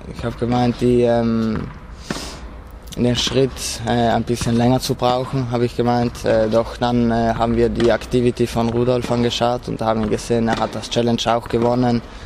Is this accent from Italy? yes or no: yes; South Tyrol, Trentino-Alto Adige, Italy; bei uns in Südtirol wird noch relativ viel Ski gefahren